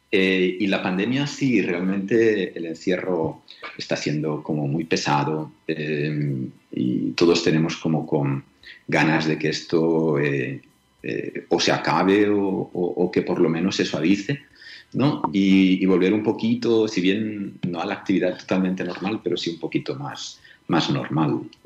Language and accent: Spanish; Catalonia, Spain; moved away as an adult; also born or lived in Colombia / Manizales; yo estaba muy feliz en mi querida Cataluña, yo soy catalán